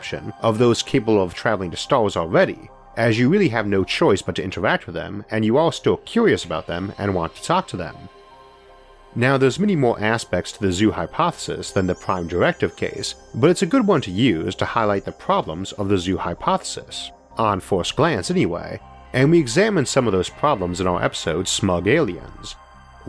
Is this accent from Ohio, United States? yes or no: yes; Geneva, Ohio, United States; wines we make up in my hometown of Geneva